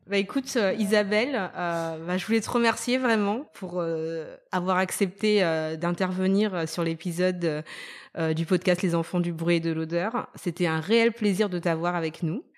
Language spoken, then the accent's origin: French; Madagascar; moved away; also born or lived in France; j'étais malgache